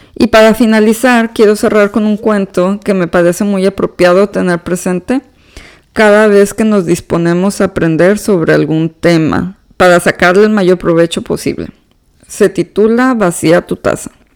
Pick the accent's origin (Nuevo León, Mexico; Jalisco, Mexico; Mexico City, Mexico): Nuevo León, Mexico; Monterrey; moved away as an adult; now in Houston, United States; yo soy originaria de Monterrey, Nuevo León, México